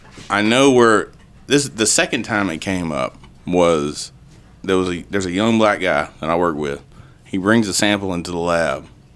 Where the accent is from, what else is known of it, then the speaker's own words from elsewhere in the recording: Middle Georgia, United States; Middle Georgia.